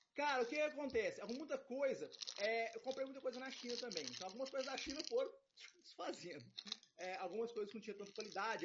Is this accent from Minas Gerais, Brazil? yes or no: yes; Itaúna, Minas Gerais, Brazil; now in Belo Horizonte, Brazil; a minha cidade de natal é Itaúna, é aqui pertinho